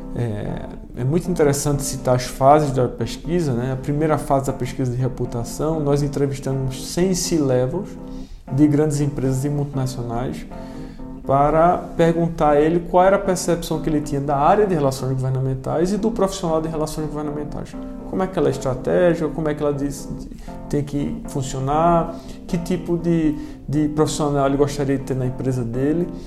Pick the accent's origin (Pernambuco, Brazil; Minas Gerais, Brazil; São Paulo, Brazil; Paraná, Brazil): Pernambuco, Brazil; moved away as an adult; now in Brasília, Brazil; eu, eu sou pernambucano, estou aqui desde 2015